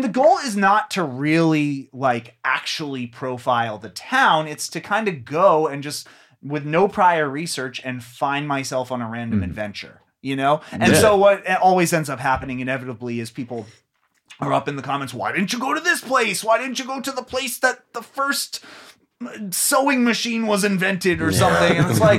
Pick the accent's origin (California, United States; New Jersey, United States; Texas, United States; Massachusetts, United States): Massachusetts, United States; Acton; He is from my hometown of Acton, Massachusetts.